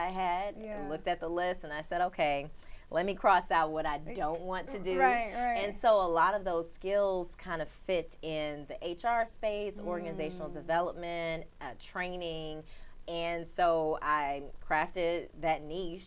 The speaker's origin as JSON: {"language": "English", "town": "Chicago", "region": "Illinois", "country": "United States", "moved": "as an adult", "lives_now": "Houston, United States", "said": "I am from Chicago, awesome. And I have been in Houston for almost 8 years."}